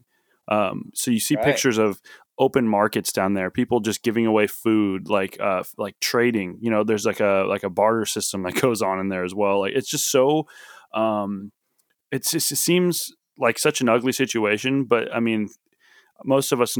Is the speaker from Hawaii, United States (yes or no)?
yes; Oahu, Hawaii, United States; moved away; I'm from Hawaii, so I was born and raised, part of my life on Oahu